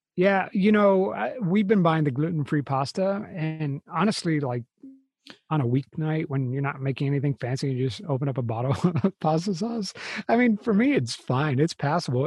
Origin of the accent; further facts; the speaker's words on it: United States; we're American